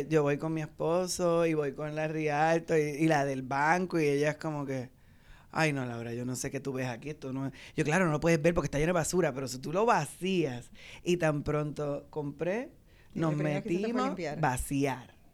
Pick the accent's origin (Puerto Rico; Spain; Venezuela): Puerto Rico; Santurce; y yo soy santurcina.